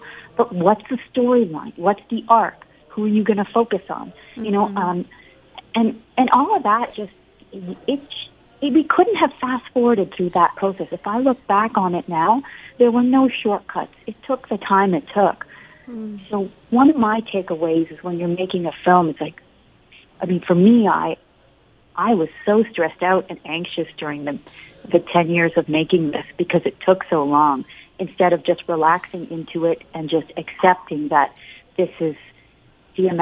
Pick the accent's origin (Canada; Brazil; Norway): Canada; I'm born and raised in Canada, so my Hindi is not very good.